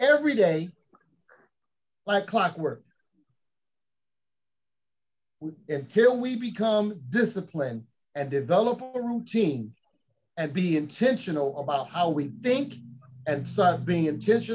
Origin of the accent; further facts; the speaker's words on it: Chicago, Illinois, United States; I grew up in Chicago